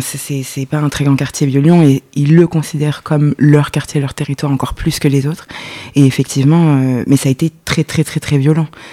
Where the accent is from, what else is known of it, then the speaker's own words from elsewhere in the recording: Lyon, Auvergne-Rhône-Alpes, France; j'ai grandi à Lyon